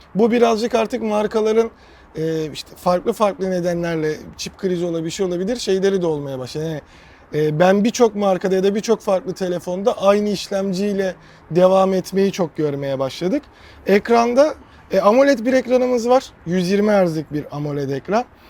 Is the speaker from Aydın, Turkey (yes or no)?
yes; Aydın, Turkey; moved away; ben Aydınlıyım